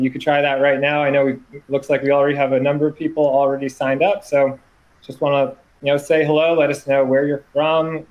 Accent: Boston, Massachusetts, United States; I am from the Boston, Massachusetts area. I recently just moved north of the city.

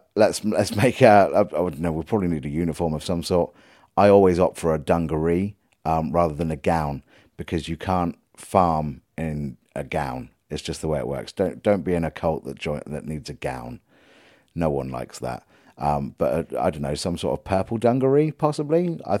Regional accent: Leicester, East Midlands, United Kingdom; born there; I was born in Leicester.

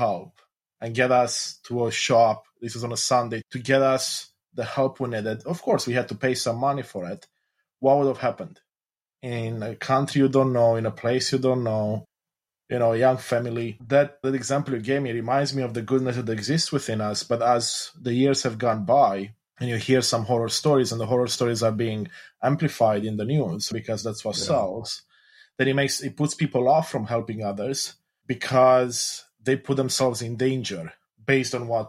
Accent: Romania; English is a second language; I grew up in Romania. And when we were about 14, my parents and us, the kids, we went to Austria from Romania, drove to have a vacation.

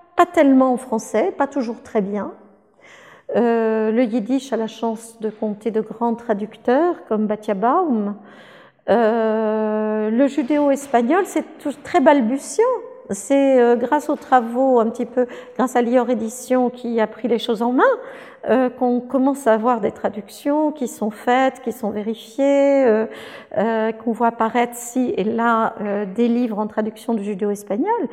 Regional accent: France; je suis française

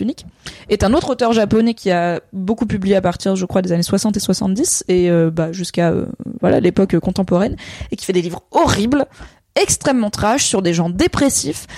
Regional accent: Valence, Auvergne-Rhône-Alpes, France; j'ai grandi à Valence dans la Drôme

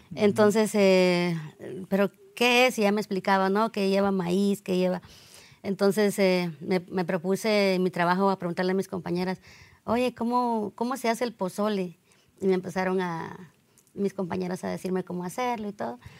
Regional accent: Guatemala; moved away; yo soy de Guatemala

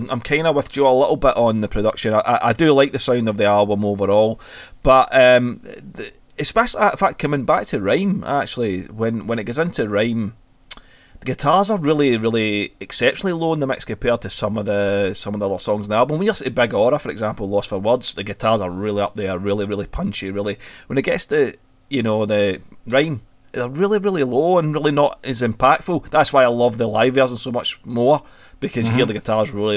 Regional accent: Scotland, United Kingdom; we are Scottish

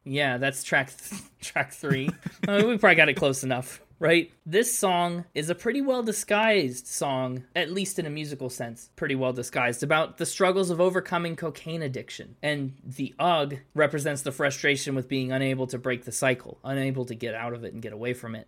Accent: United States; I'm American.

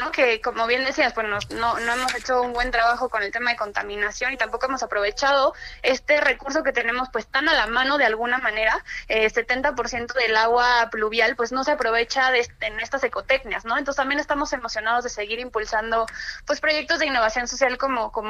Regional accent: Mexico

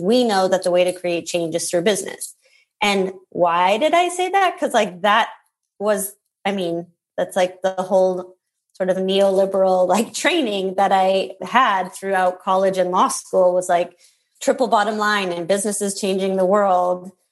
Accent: Minnesota, United States; I grew up in Minnesota

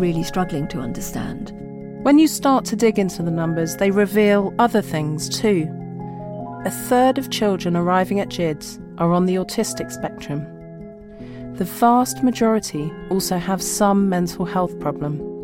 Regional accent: London, United Kingdom; I'm a Londoner

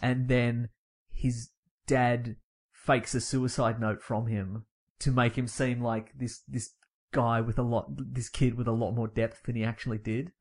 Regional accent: Australia; I'm familiar with our Australian slang

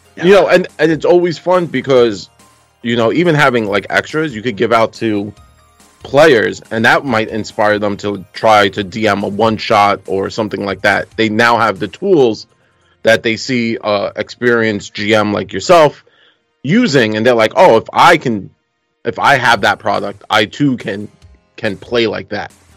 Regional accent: New York City, New York, United States; that's what happens when you grow up in Brooklyn

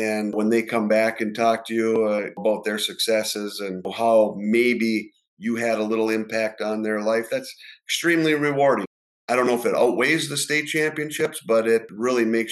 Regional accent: Ishpeming, Michigan, United States; I'm from the Upper Peninsula, Ishpeming

